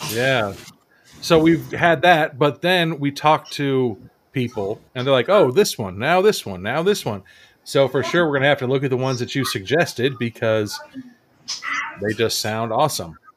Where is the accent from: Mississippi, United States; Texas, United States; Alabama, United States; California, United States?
California, United States; San Diego; we born and raised in San Diego